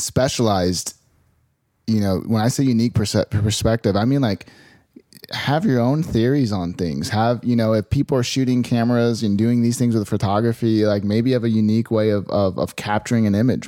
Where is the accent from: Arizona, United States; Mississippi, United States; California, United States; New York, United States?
Arizona, United States; Phoenix; I grew up in Phoenix, Arizona